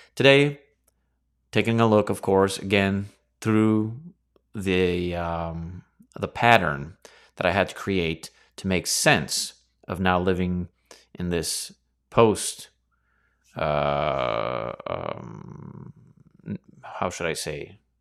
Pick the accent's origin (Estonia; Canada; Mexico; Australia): Canada; over here in Canada, we were born and raised in a lineage of the monarchy